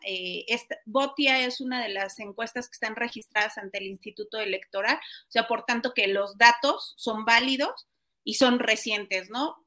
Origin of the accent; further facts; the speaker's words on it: State of Mexico, Mexico; somos los mexiquenses